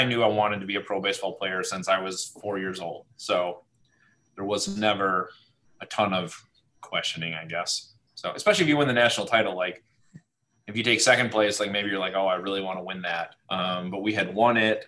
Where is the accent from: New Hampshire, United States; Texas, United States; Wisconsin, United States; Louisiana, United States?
Wisconsin, United States; Marinette; I grew up in Marinette, Wisconsin, over north of Green Bay